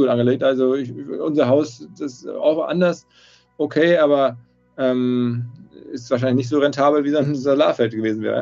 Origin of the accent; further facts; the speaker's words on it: North Rhine-Westphalia, Germany; Ich bin aus dem Ruhrgebiet und das haben meine Eltern mir geschenkt